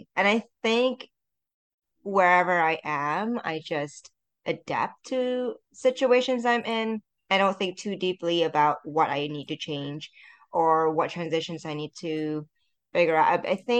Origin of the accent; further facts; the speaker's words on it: Malaysia; because I am Chinese Malaysian. But if I go back to Malaysia, people don't think I'm Malaysian.